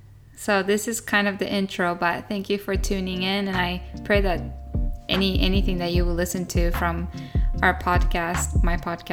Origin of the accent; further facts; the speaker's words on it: Japan; also born or lived in Australia; I'm a Japanese American and I'm a third generation missionary in Japan. And I grew up in Japan my whole life